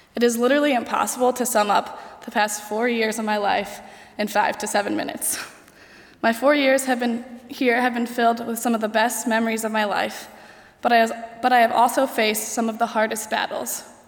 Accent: United States; I'm from the United States

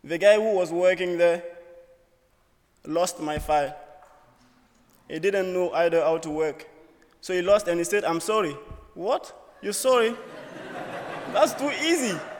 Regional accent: Burkina Faso; moved away as an adult; now in United States; I'm from Burkina Faso, West Africa.

